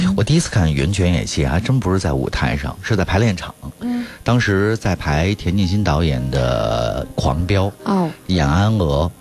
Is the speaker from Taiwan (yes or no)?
no; China; 我们中国人